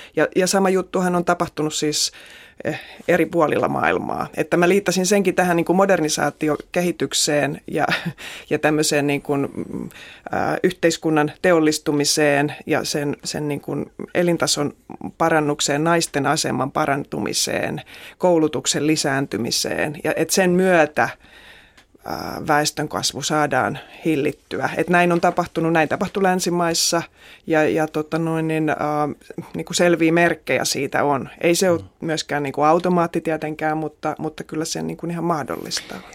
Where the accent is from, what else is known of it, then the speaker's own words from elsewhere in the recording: Central Finland, Finland; Että mä oon kotoisin tuolta Keski-Suomesta ja mä asuin semmoisen tota, ison veden rannalla, joka oli Äänekosken sellutehtaiden alajuoksua. Ja elin lapsuuteni semmoisen veden rannalla